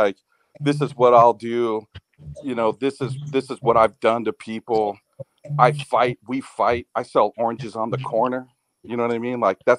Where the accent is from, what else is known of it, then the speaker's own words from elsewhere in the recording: Vista, California, United States; I spent 20 years in Vista.